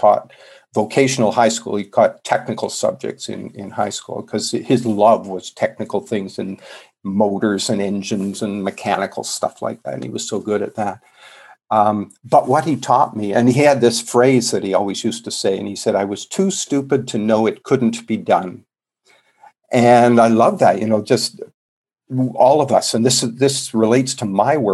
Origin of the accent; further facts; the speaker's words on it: Canada; moved away; I'm a Canadian originally